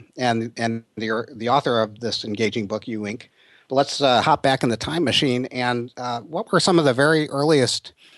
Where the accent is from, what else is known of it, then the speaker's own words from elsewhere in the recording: Detroit, Michigan, United States; I grew up in Detroit and graduated from Oak Park